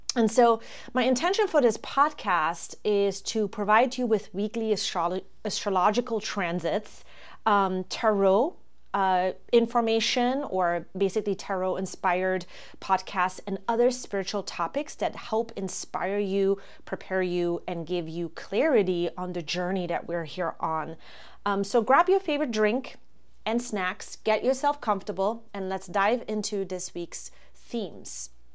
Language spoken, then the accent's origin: English; Germany; moved away as an adult; now in Florida, United States; I am originally from Germany. That's where I was born and raised.